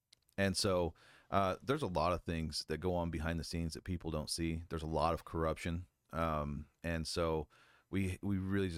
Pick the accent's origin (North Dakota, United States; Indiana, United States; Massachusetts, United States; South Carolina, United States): Indiana, United States; moved away as an adult; now in Fort Huachuca, United States; No, I grew up in Southern Indiana working on farms. I used to pick strawberries, cut and hang tobacco. I came out here to Fort Huachuca, fell in love with it when I went through training